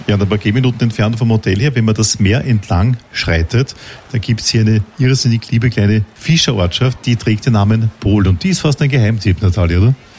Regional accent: Vienna, Austria; ich selbst bin ja Wiener.

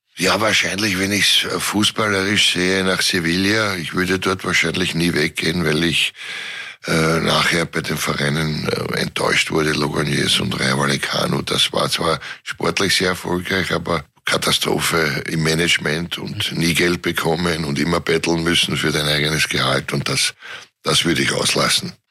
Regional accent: Vienna, Austria; Ich bin auch Favorit.

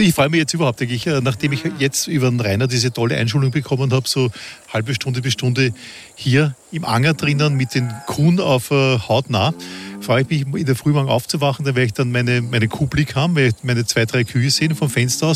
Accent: Vienna, Austria; wie man bei uns in Wien sagt

